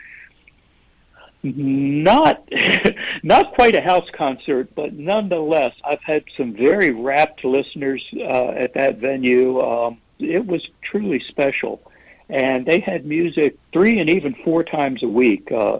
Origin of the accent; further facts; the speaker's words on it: Frederick, Maryland, United States; now in Hagerstown, United States; Frederick is the next big town over, and was in fact my hometown. It's where I grew up